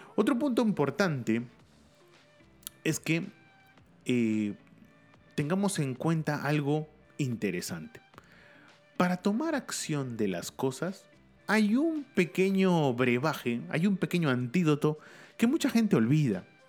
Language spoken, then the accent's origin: Spanish; Lima, Peru; Lima, mi ciudad natal